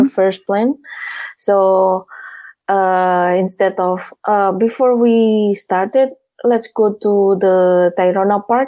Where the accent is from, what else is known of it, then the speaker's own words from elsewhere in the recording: Surabaya, East Java, Indonesia; moved away as an adult; I'm from Surabaya. Java Island